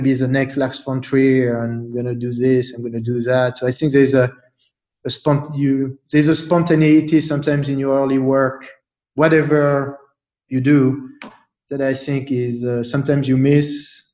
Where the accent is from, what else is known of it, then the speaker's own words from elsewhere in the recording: Paris, Île-de-France, France; moved away; growing up in Paris